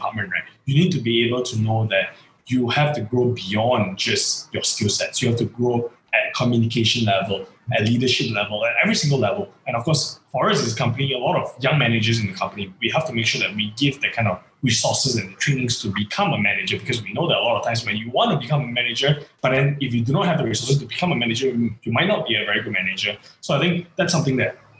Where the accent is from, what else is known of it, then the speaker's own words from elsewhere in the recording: Seri Manjung, Perak, Malaysia; Setiawan, my hometown